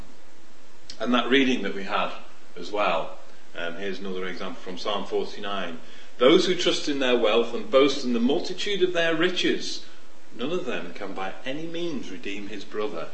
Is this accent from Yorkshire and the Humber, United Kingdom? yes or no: yes; Sheffield, Yorkshire and the Humber, United Kingdom; When I was a kid, I was in Sheffield, and I grew up in Sheffield